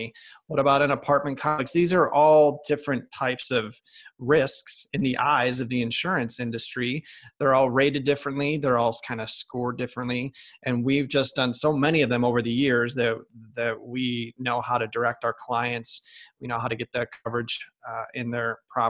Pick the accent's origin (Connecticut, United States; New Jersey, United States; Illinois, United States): Illinois, United States; Chicago; moved away as an adult; also born or lived in Michigan / New York; I'm originally from Chicago, Illinois